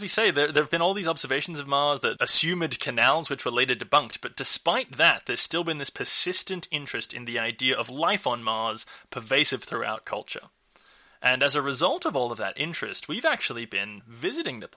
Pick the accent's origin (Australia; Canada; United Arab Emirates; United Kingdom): Australia; my home country, Australia